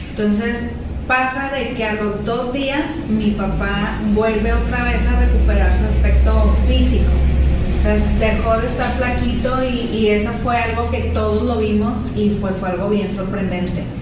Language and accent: Spanish; Portugal; de lo soy portuguesa. Ah, sí es ¿eh? portuguesa.